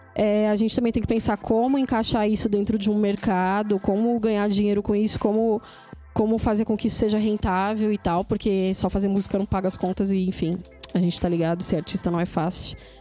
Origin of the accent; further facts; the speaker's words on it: São Paulo, Brazil; sou da Zona Sul também